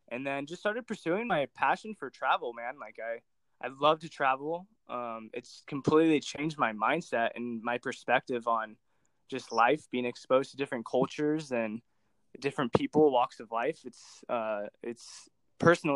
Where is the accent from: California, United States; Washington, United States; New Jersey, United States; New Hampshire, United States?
California, United States; Orange County; I'm from Orange County, California. I've been living here for pretty much all since I've been born, actually